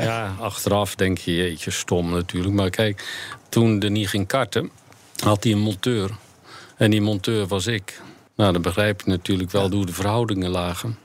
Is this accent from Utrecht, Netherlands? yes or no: no; near Rotterdam, South Holland, Netherlands; ik kom uit de buurt van Rotterdam